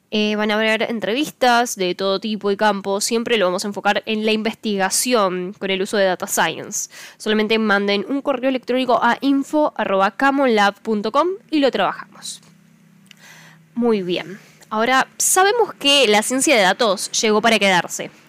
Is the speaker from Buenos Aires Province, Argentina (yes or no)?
no; Córdoba, Argentina; soy una cordobesa